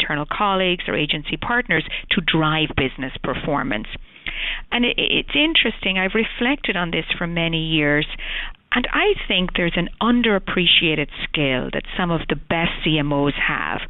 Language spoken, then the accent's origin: English; Ireland; moved away as an adult; now in United States; As the accent probably portrays, I was born in Ireland, I've been in the States 20 years